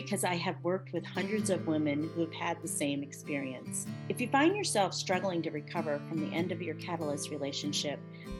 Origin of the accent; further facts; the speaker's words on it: Nashville, Tennessee, United States; my hometown of Nashville, Tennessee